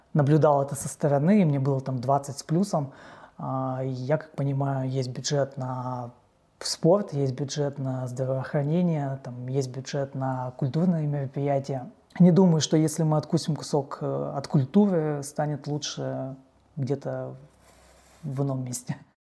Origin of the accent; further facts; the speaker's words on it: Perm, Perm Krai, Russia; я родился в Перми